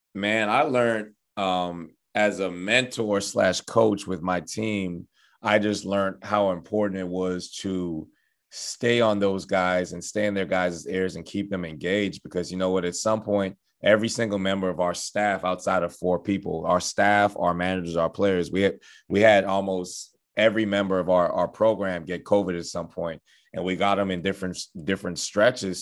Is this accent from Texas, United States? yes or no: yes; Houston, Texas, United States; moved away as an adult; also born or lived in Bahamas; now in Beaumont, United States; even though I'm from the Bahamas, just being in Houston my entire life